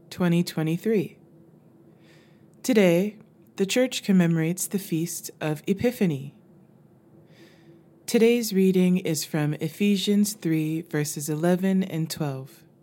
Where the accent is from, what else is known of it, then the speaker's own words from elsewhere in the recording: Tarpon Springs, Florida, United States; I grew up near Tarpon Springs, Florida.